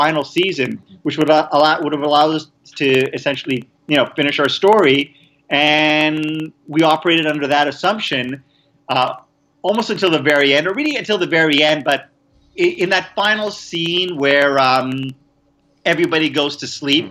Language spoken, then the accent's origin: English; Montreal, Quebec, Canada; moved away as an adult; also born or lived in Vancouver; I was actually born in Montreal, Canada